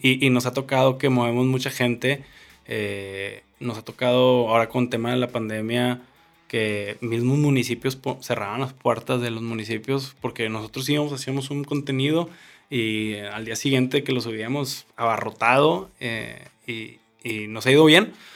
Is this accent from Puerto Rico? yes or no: no; northern Mexico, Mexico; somos el norte de México